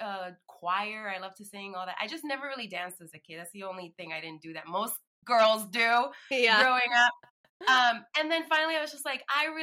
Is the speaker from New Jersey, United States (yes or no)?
no; New York City, New York, United States; moved away; I grew up in the Bronx.